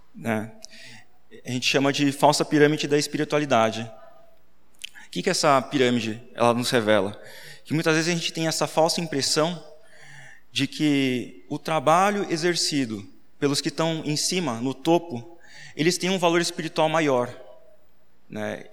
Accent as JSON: {"language": "Portuguese", "town": "Sorocaba", "region": "São Paulo", "country": "Brazil", "tie": "born or raised there", "said": "Eu sou de Sorocaba também, nasci lá"}